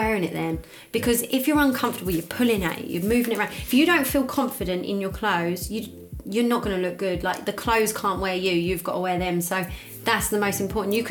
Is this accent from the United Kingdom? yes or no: yes; Essex, East of England, United Kingdom; now in London, United Kingdom; I'm from Essex, so all my friends are glam Essex